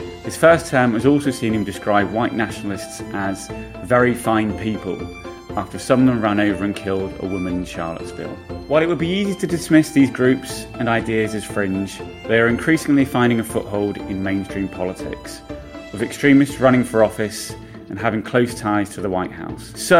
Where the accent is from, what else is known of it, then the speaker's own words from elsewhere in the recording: United Kingdom; now in United States; I'm a British journalist living and working in America.